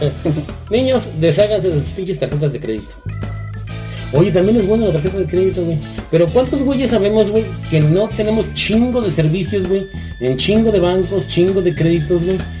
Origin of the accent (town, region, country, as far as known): Mexico